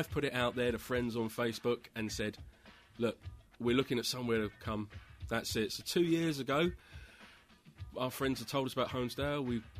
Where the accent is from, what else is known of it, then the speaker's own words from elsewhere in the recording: England, United Kingdom; moved away as an adult; now in United States; as you can probably tell from the way I'm speaking, I'm from England.